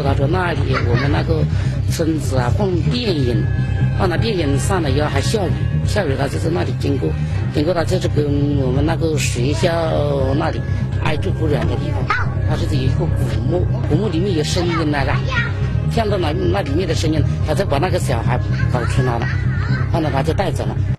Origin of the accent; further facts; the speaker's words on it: Liuyang, Hunan, China; 我家呢，我老家就是刘英